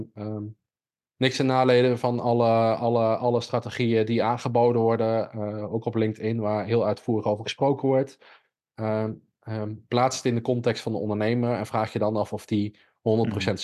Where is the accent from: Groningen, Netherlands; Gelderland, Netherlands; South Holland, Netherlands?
Gelderland, Netherlands; Millingen aan de Rijn; moved away; ik kom oorspronkelijk uit Milling aan de Rijn